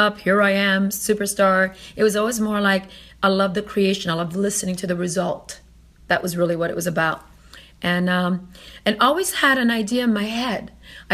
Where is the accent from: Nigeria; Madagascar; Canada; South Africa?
Canada; also born or lived in Italy; I'm from Italy, raised in Canada